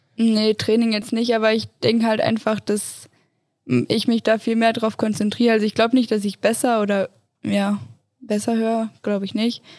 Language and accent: German; Göttingen, Lower Saxony, Germany; now in Innsbruck, Austria; Aus Göttingen, also voll weit oben